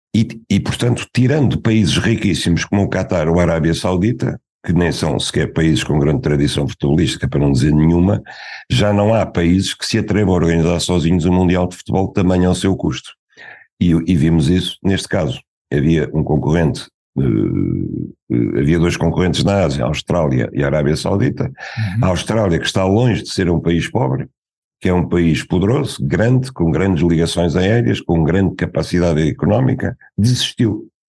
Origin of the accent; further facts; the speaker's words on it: Portugal; como português